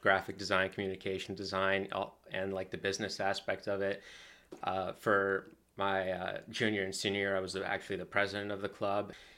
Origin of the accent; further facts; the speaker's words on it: Slatington, Pennsylvania, United States; born and raised in Slangton